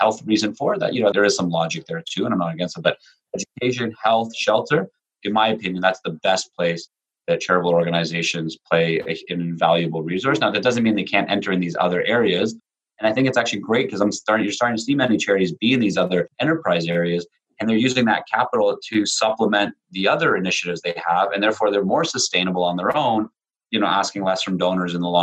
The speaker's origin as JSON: {"language": "English", "country": "Canada", "tie": "born or raised there", "also_born_or_lived": "Israel", "said": "I was born in Israel. My parents are former Soviet Union, you know, mixed between Latvia and Ukraine. They came to Canada in 1980, a little bit after I was born"}